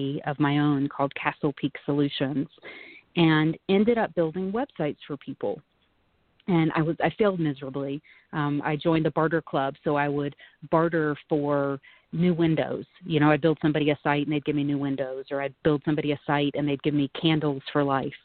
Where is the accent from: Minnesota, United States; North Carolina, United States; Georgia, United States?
North Carolina, United States; moved away as an adult; also born or lived in San Francisco; now in Lake Tahoe, United States; I grew up in North Carolina and went to four different universities